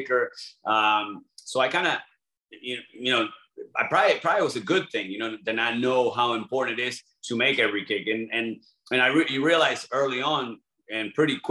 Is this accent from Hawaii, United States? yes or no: no; LaBelle, Florida, United States; also born or lived in Buenos Aires, Argentina; I grew up in the Fort Myers area, LaBelle